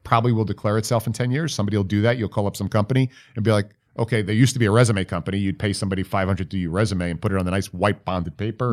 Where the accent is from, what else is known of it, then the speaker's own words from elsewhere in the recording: New York, United States; I'm from New York